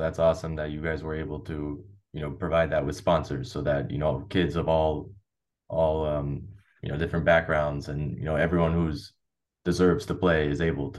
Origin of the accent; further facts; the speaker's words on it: Los Angeles, California, United States; moved away as an adult; now in Croatia; the book I wrote, All Things Croatia, From Los Angeles to the Homeland. I talk about growing up in the Croatian diaspora and ultimately moving to Croatia to further connect with my roots.